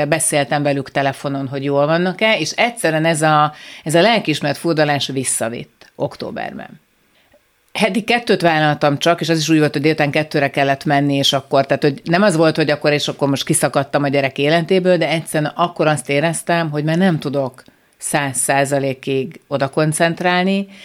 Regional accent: Budapest, Hungary; Én, én Újpesten nőttem föl, a tíz emeletes lakótelepi ház nyolcadik emeletén

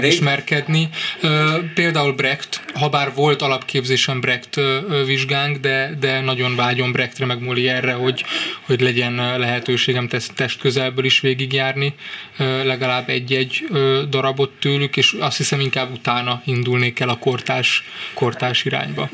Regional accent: Budapest, Hungary; moved away as an adult; now in Târgu Mureș, Romania; Budapestről vásárére kerülve kellett egy idő, amíg, amíg aklimatizálódtam.

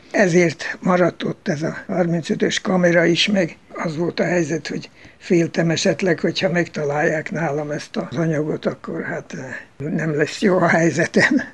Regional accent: Baja, Bács-Kiskun, Hungary; moved away as an adult; also born or lived in Austria; now in United States; Baján születtem, ahol volt egy sziget, ahol az osztálytársaimmal, akik szerették ugyancsak az indiános dolgokat, oda jártunk ki

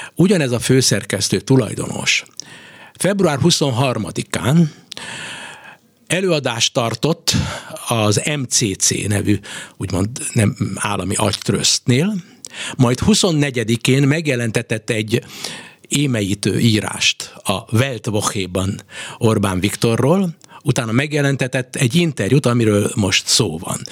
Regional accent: Hungary; mi mind a ketten magyarok vagyunk

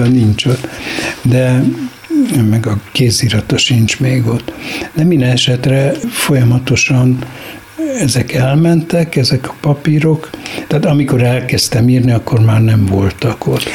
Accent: Budapest, Hungary; moved away as an adult; also born or lived in Kisoroszi; holott a város kellős közepén születtem

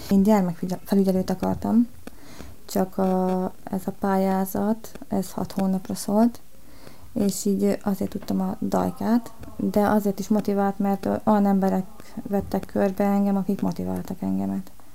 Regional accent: Hernádnémeti, Borsod-Abaúj-Zemplén, Hungary; moved away as an adult; also born or lived in Miskolc; now in Budapest, Hungary; Miskolcon születtem, de egyébként Hernán Németibe laktam, Miskolctól 20 kilométerre. Itt vagyok már Pesten 8, 9 éve már

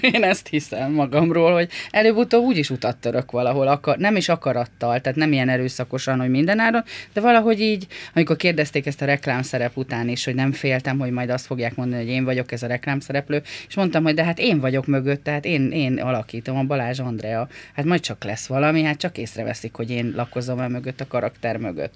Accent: Hungary; Egy tanyán nőttem fel, nagyon értelmes és bölcs emberek között

